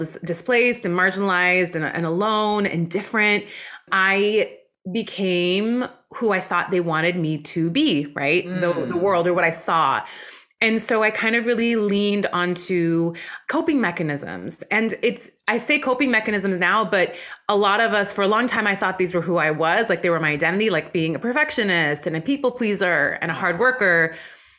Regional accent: West Coast of Canada, Canada; also born or lived in Iran; my family immigrated to Canada when I was four

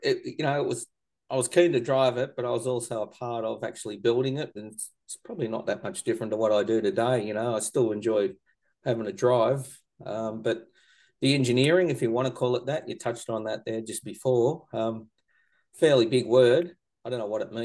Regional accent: Korumburra, Victoria, Australia; where I grew up here in Currumburra with me mum and dad

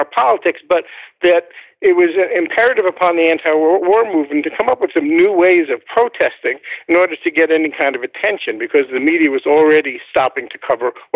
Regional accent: New York City, New York, United States; now in Putnam Valley, United States; I'm a New Yorker. I was from the Bronx

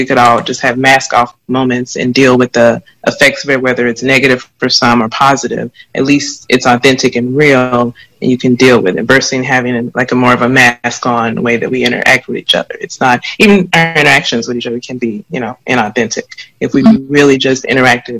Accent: the South, United States; me growing up as a woman in the South, as a Black woman in the South

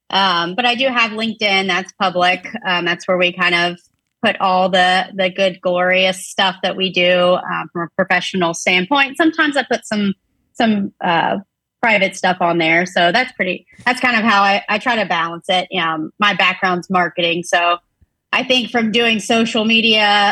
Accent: Pensacola, Florida, United States; also born or lived in Tampa, Florida / 30A area, Florida Gulf Coast; I'm originally from Pensacola, Florida

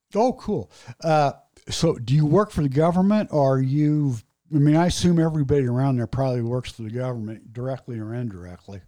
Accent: Indianapolis, Indiana, United States; I grew up on Northwest Side, Indianapolis

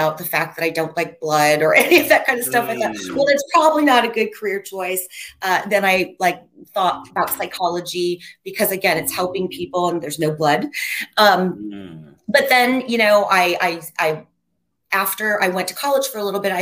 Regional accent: Wooster, Ohio, United States; moved away as an adult; now in Los Angeles, United States; I'm originally from Ohio, Worcester, Ohio, small town in Ohio. I've lived here for 34 years though

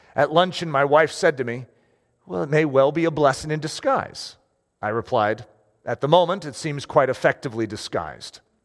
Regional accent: United States; I'm an American

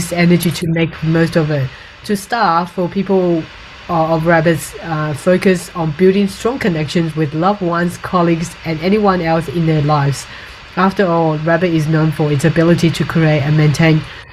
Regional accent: Taiwan; now in Australia; when I was growing up in Taiwan

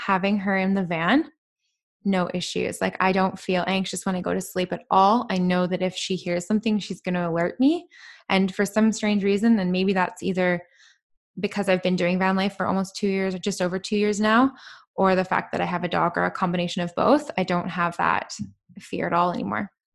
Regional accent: British Columbia, Canada; I am from Canada, yeah. And I've spent actually most of my life in B C

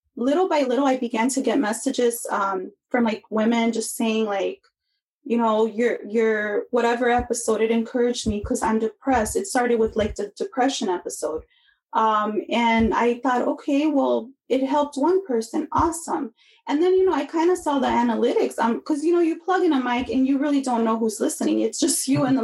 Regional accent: Chicago, Illinois, United States; I grew up in Chicago

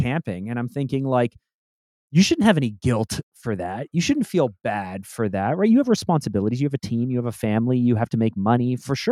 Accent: Canada; also born or lived in Toronto; I'm Canadian. I'm in Toronto

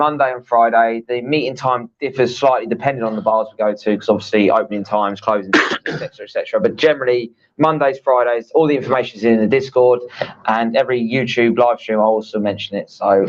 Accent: Southern England, United Kingdom; accent: Southern English; now in Pattaya, Thailand; My English accent was Scouse. I was like, there's a big difference between a Scouse and my Southern accent.

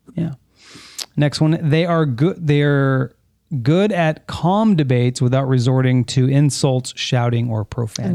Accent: San Fernando Valley, California, United States; I grew up in the San Fernando Valley

